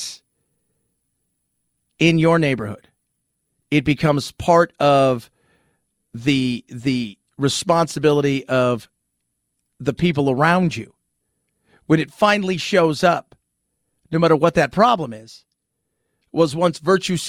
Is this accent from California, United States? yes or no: yes; California, United States; I was born and raised in California.